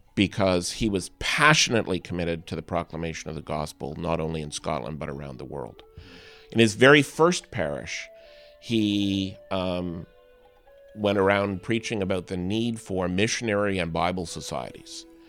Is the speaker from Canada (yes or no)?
yes; Canada; being a Canadian